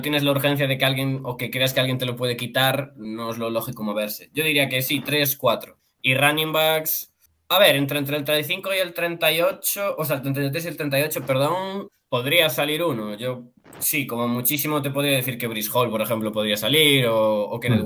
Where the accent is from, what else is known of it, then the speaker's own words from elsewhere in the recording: Galicia, Spain; yo es que soy gallego